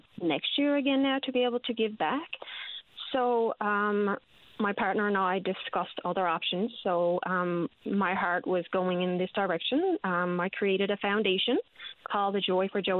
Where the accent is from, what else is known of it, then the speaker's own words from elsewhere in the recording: Placentia, Newfoundland and Labrador, Canada; I grew up in Placentia